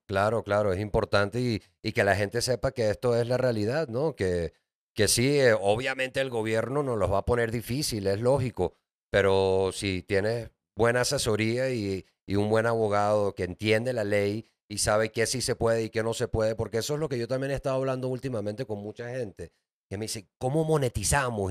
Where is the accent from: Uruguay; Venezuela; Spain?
Venezuela; now in Mexico City, Mexico; yo soy de Venezuela